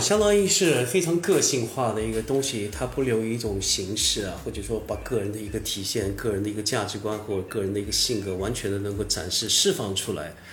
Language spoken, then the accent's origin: Chinese; Southern Fujian, China; also born or lived in Hui'an (parents' origin) / Xiamen; 我的父母亲都是来自于惠安